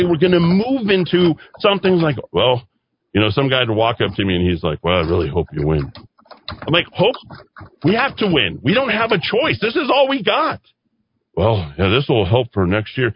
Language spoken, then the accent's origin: English; Albuquerque, New Mexico, United States; also born or lived in Las Vegas, Nevada; I was not thrilled about being in Albuquerque, but I thought, this is my hometown